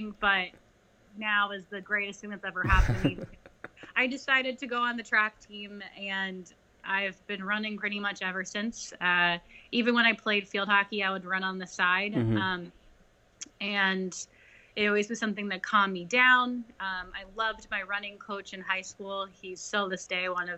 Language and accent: English; Newtown, Pennsylvania, United States; I'm from Newtown, Pennsylvania.